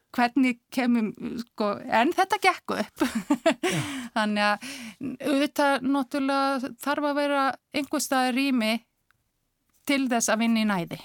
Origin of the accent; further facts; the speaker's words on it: Akureyri, Northeastern Region, Iceland; moved away as an adult; also born or lived in Reykjavík; ég er frá Akureyri. Hmm. Akureyri yngur. Bjóð þar til eh, Tvítöks og flutti svo hérna í bæin eftir stúdinspróf